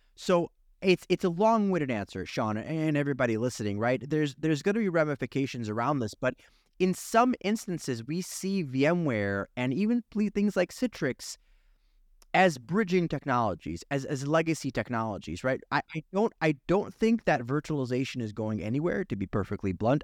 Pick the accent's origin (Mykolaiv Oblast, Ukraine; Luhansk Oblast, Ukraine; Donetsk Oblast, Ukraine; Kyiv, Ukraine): Kyiv, Ukraine; moved away; I'm originally from Soviet Ukraine